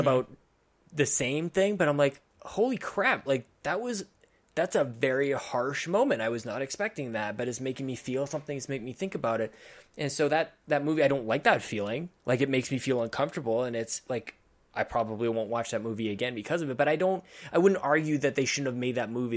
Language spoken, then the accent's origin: English; Canada; as a Canadian